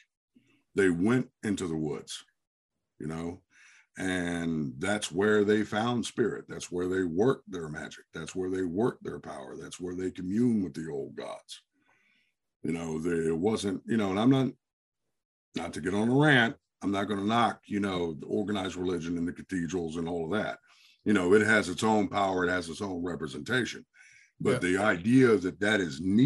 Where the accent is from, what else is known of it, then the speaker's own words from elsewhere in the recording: the South, United States; now in New Jersey, United States; I grew up in the South. You know, I spent, you know, my formative years in the South, in the woods.